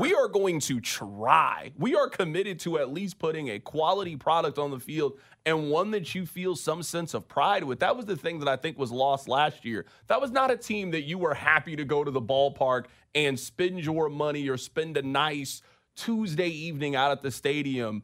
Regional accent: Kansas City, Missouri, United States; Born and raised in Kansas City, Missouri.

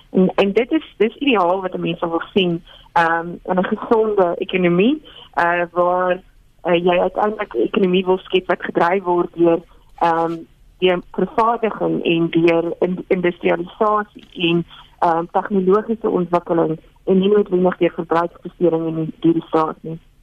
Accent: South Africa; ons as Suid-Afrikaners

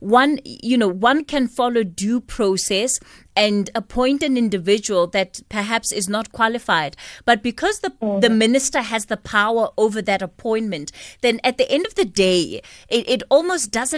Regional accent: South Africa; we as the South African public

